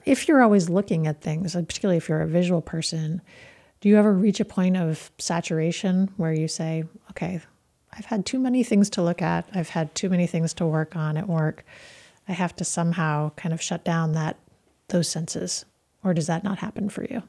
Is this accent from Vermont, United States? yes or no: yes; Burlington, Vermont, United States; moved away; I was born in Burlington, and I've, I went to medical school in Burlington